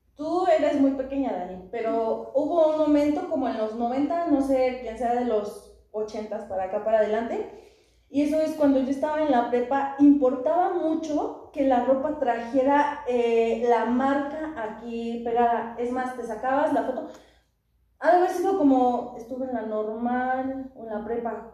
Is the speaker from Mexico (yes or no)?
yes; Amealco, Querétaro, Mexico; also born or lived in Mexico City; mi familia eh, paterna es de un pueblo de, de Amialco, perdón, de Amialco, y mi padre em, y nosotros emigramos del DF a Mialco